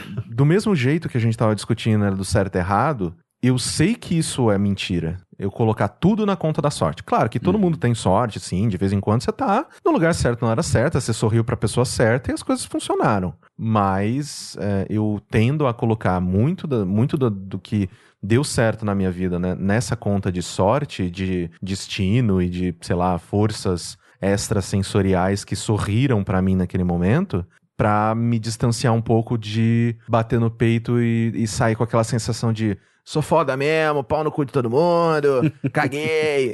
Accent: Mococa, São Paulo, Brazil; moved away as an adult; also born or lived in Recife / Manaus; now in São Paulo, Brazil; Eu nasci aqui em São Paulo, mas eu fui, né, criado a minha vida inteira, assim, dos meus 5 até os meus 19 anos em Mococa. Então, desculpa, eu sou mocoquense

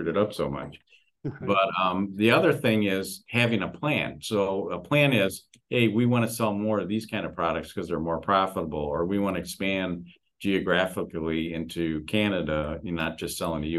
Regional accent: Detroit, Michigan, United States; I'm from Detroit, Michigan.

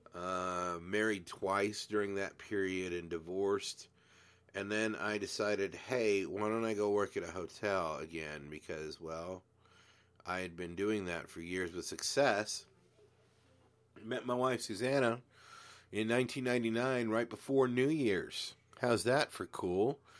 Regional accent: Glendora, California, United States; also born or lived in San Antonio, Texas; Grew up in a town called Glendora

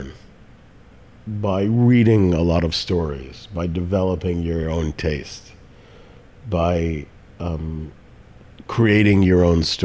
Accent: New York City, New York, United States; also born or lived in Westchester County, New York; I grew up in the Bronx and then in Westchester County, outside of New York City

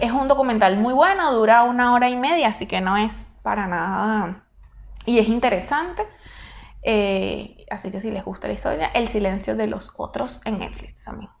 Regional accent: Venezuela; now in Argentina; yo estoy acá, ¿verdad? En la Argentina. Estoy con una residencia temporaria, perfecto, pero yo no soy ciudadana argentina. Pierdo la nacionalidad venezolana

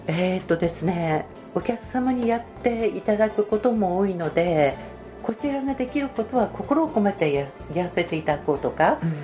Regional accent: Tsuruoka, Yamagata, Japan; 岡出身です生粋の鶴岡っ子

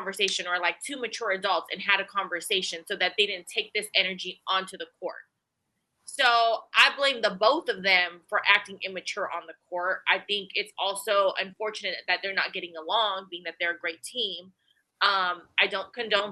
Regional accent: the Bay Area, California, United States; I'm from the Bay, like you said, born and raised

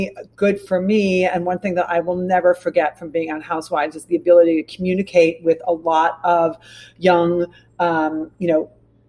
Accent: Rockford, Illinois, United States; And I'm from Rockford, Illinois

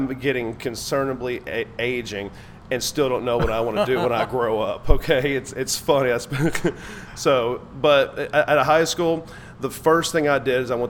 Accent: Dallas, Texas, United States; born there; I was born in Dallas.

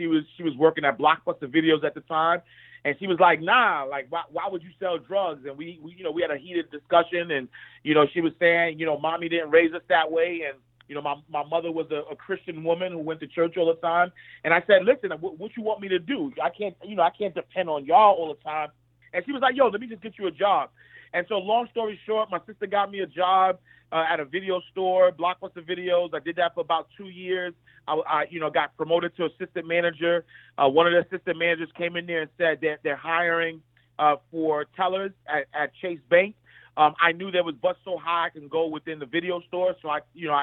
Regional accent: New York City, New York, United States; I'm just a kid from Harlem. I'm a kid from 129th Street and 8th Avenue. I grew up in the St. Nicholas Project

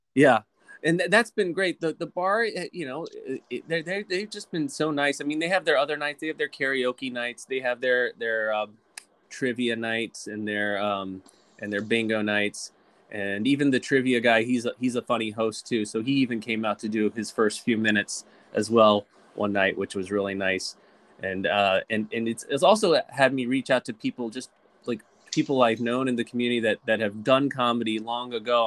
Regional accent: Lynchburg, Virginia, United States; I was raised in Virginia in a small town called Lynchburg Virginia

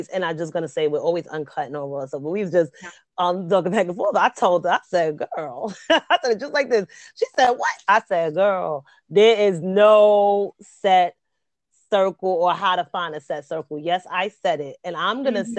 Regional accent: New York City, New York, United States; also born or lived in Bronx, New York; I'm from the Queens.

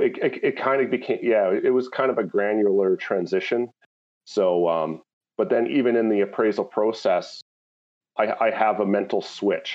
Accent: Landmark, Manitoba, Canada; now in Ontario, Canada; I grew up uh, southeast of uh, Winnipeg, um, near a small community called Landmark, Manitoba

